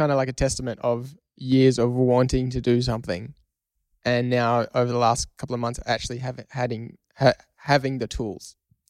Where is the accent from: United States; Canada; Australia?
Australia; We're Australian, mate.